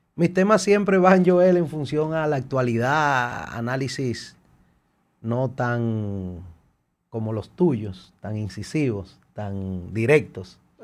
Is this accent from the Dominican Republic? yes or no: yes; Dominican Republic